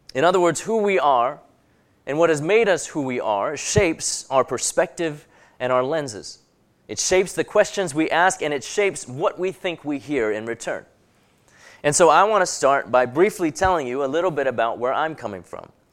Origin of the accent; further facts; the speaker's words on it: Hong Kong; also born or lived in London, England; now in United States; I was born in Hong Kong, then a British colony, and I grew up there going to English schools